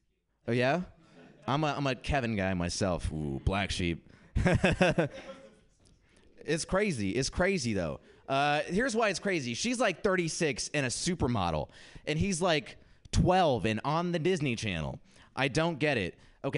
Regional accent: India; I'm Indian, which meant growing up, my only job option was to be a disappointment. That's right. I was stoked to go back to India recently because I hadn't been forever and I wanted to go and reconnect with my culture.

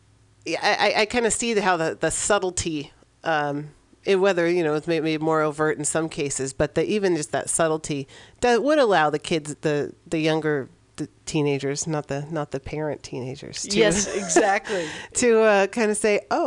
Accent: San Francisco, California, United States; I'm from San Francisco. I'm from California

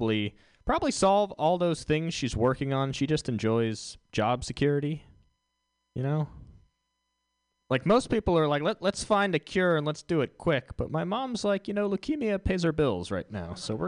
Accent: Houston, Texas, United States; All right, I'm from Houston.

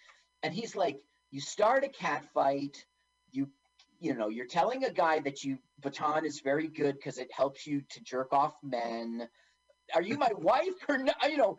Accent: East Coast, United States; I'm from the East Coast, not Florida.

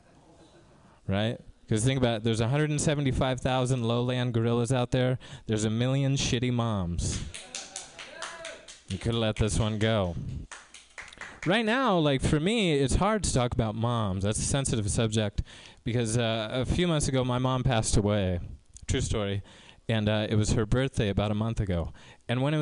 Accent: Tracy, California, United States; now in Mountain View, United States; I grew up in Tracy in a predominantly Spanish-speaking neighborhood

